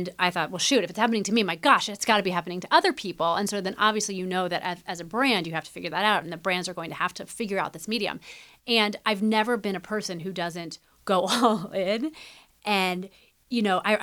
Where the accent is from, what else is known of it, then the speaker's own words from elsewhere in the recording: Midwest, United States; growing up in the Midwest